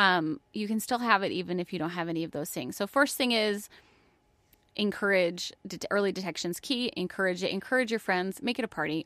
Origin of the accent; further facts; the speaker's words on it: New York, United States; moved away as an adult; also born or lived in Florida; I'm from New York. I was in college in New York